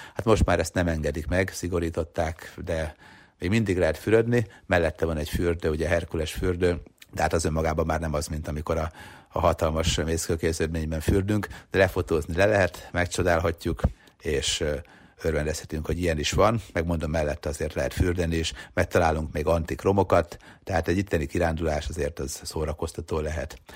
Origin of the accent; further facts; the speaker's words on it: Hungary; mi Magyarisztánból jöttünk